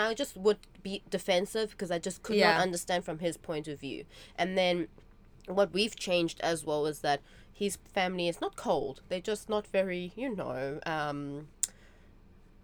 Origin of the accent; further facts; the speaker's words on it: South Africa; now in Taiwan; Growing up in South Africa